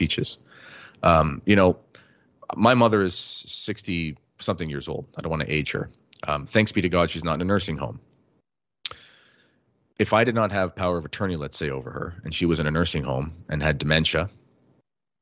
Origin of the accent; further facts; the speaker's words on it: Canada; as a Canadian